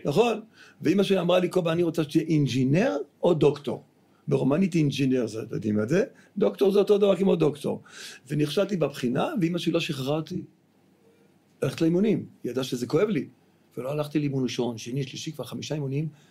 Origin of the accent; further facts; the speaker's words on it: Tel Aviv, Tel Aviv District, Israel; also born or lived in United States; אני גר... גרתי בדיזנגוף